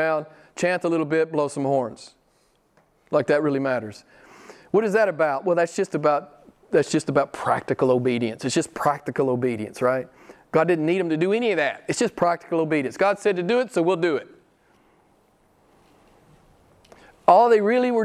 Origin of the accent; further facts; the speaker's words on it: United States; I'm an American